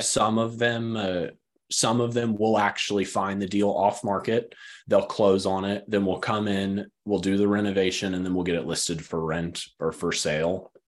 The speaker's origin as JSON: {"language": "English", "region": "West Texas", "country": "United States", "tie": "born or raised there", "moved": "yes", "lives_now": "Greensboro, United States", "said": "I grew up in West Texas."}